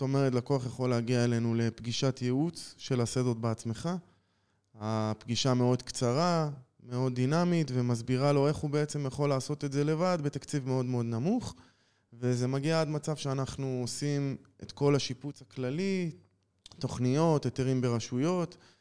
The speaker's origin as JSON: {"language": "Hebrew", "town": "Jerusalem", "region": "Jerusalem District", "country": "Israel", "moved": "as an adult", "lives_now": "Nili, Israel", "said": "בן 38, במקור מירושלים"}